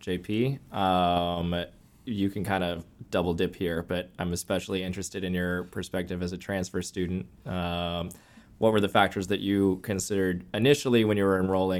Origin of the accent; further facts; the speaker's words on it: Houston, Texas, United States; I am a Houston native, but I will also be staying here in Houston